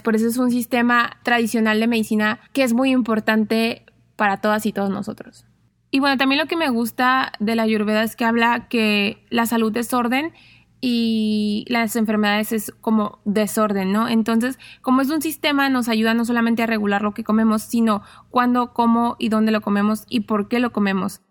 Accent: Mexico; como mexicanos

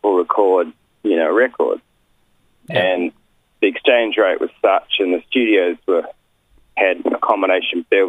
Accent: New Zealand; now in Sydney, Australia; But I grew up in New Zealand.

